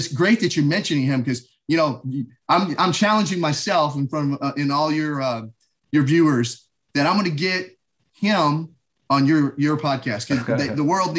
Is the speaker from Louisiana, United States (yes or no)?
yes; Shreveport, Louisiana, United States; born there; I was born in Shreveport, Louisiana, at Barksdale Air Force Base.